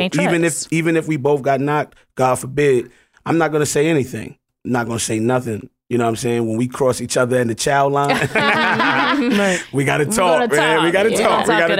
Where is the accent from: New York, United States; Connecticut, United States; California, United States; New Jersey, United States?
New York, United States; New York City; I'm just an animal, you know, from Harlem.